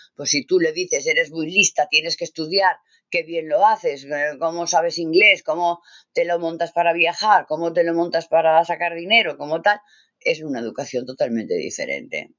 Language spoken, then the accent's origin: Spanish; Catalonia, Spain; also born or lived in Navarre; yo soy catalana